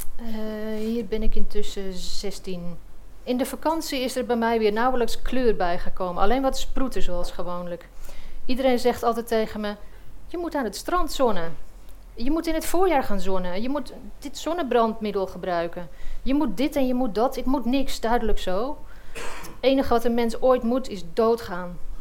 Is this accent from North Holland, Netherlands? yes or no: yes; Egmond-Binnen, North Holland, Netherlands; also born or lived in Heiloo / Castricum; Een week voor mijn zevende verjaardag verhuisde ik naar Egmond binnen, waar ik nu nog steeds woon. Ik ging in Heilo naar de lagere school